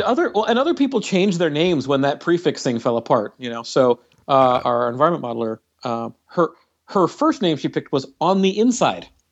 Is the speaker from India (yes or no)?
no; Canada; now in United States; I'm from Canada